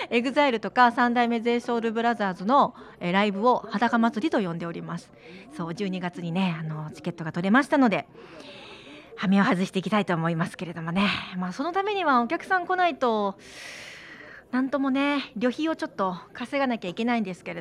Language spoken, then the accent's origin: Japanese; Amakusa, Kumamoto, Japan; 私天草出身なんで